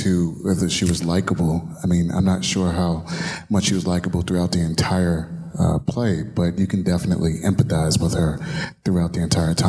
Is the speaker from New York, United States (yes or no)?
yes; New York City, New York, United States; As a New Yorker, I definitely empathize with being from the boroughs, making it into the city